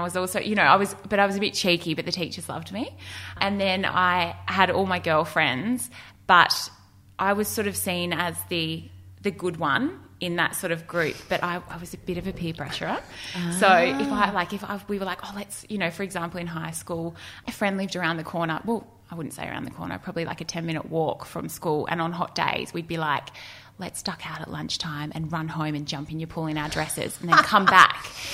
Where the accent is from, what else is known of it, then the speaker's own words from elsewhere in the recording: Melbourne, Victoria, Australia; I grew up in Melbourne, eastern suburbs of Melbourne